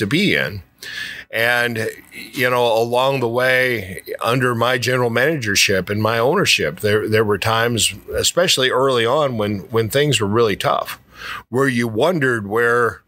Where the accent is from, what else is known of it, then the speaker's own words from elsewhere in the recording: Alton area, Illinois, United States; I found myself owning the radio station in my hometown